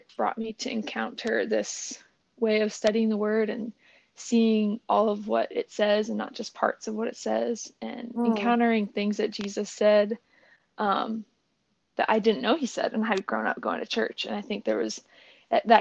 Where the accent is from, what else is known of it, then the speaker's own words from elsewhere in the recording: State College, Pennsylvania, United States; moved away as an adult; also born or lived in Chattanooga, Tennessee / Bloomington, Indiana; now in Washington, D.C., United States; I am from State College, Pennsylvania. That's where I was born, and it's where I went to college